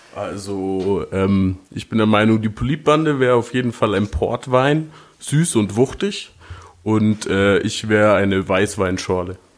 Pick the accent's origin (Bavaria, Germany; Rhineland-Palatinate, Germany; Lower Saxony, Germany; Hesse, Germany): Bavaria, Germany; Nuremberg; als Nürnberger